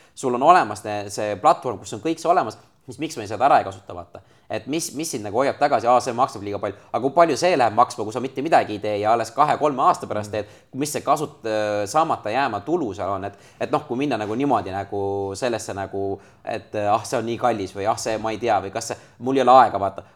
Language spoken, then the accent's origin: Estonian; Estonia; ma olen Eestist